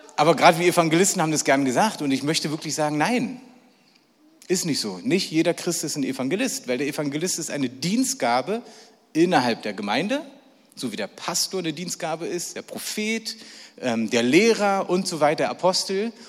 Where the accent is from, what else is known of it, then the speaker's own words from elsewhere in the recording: Berlin, Germany; ich bin echter Berliner und zwar wirklich ein echter, echter. Ich bin in Berlin geboren, ich bin dort gelebt und alles, was ich mache, mache ich in Berlin.